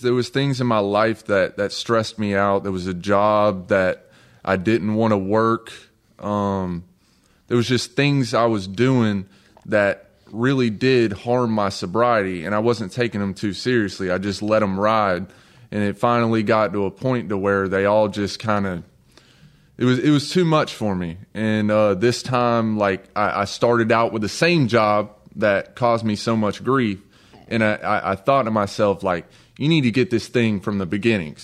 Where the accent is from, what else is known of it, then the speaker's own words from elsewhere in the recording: North Georgia, United States; accent: country; I'm from North Georgia.